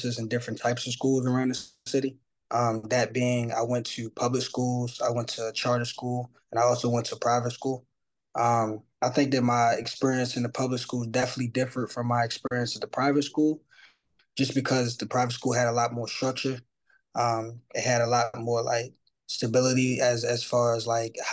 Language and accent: English; Baltimore, Maryland, United States; We are people from Baltimore.